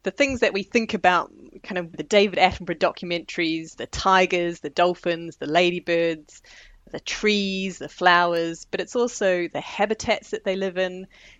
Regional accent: New Zealand; moved away as an adult; now in United Kingdom; I'm from New Zealand originally, but I've lived in the UK now for nearly 20 years

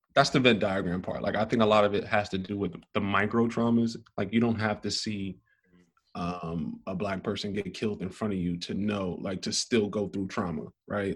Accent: New York City, New York, United States; I'm from Brooklyn, New York, born and raised.

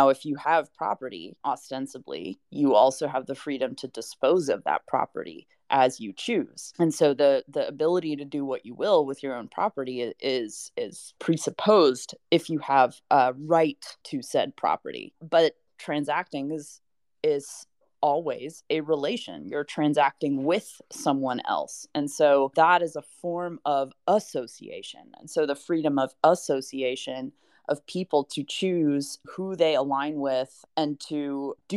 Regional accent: United States; I, as an American citizen

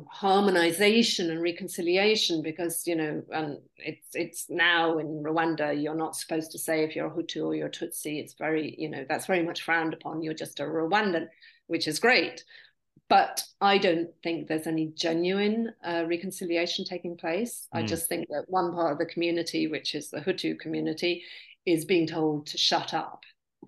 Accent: United Kingdom; I'm very lucky because I'm half British, and in Britain, we were not occupied

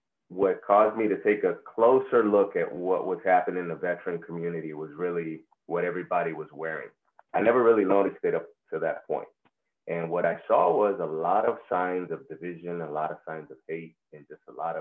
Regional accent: Puerto Rico; first language Spanish; English is a second language; now in San Antonio, United States; I'm a native of Puerto Rico. That's where I'm from. That's where I was raised. Spanish is my first language, but now English is what I use every day

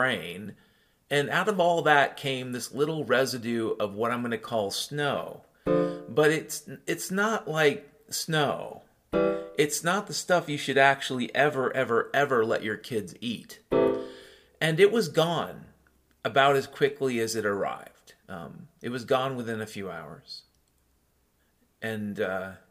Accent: Western Washington, United States; I grew up in Western Washington

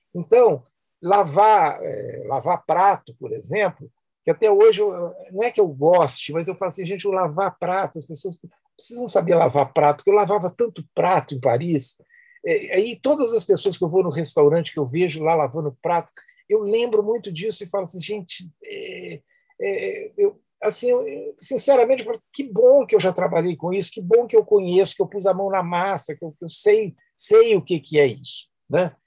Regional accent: Belo Horizonte, Minas Gerais, Brazil; a Rua Rio Verde, onde eu nasci, eu lembro dos vizinhos

